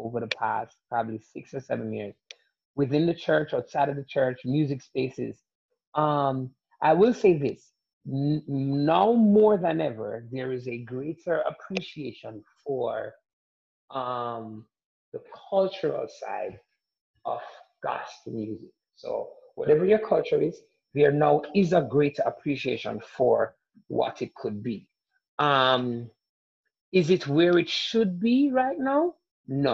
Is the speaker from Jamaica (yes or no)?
yes; Jamaica; moved away; also born or lived in Atlanta; growing up in Jamaica